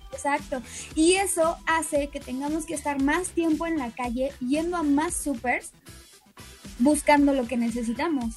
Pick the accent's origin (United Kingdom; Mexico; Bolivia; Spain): Mexico; somos mexicanos